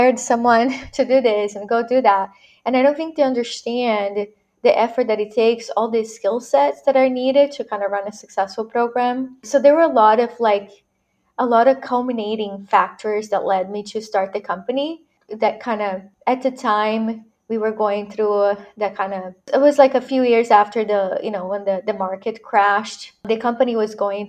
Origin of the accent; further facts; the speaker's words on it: Brazil; moved away as an adult; now in United States; I was born and raised in Brazil, so I'm a Latina immigrant